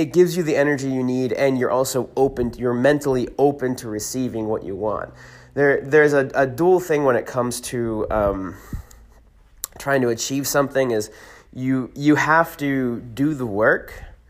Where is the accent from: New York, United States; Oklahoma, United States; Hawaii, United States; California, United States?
California, United States; born or raised there; also born or lived in Hershey, Pennsylvania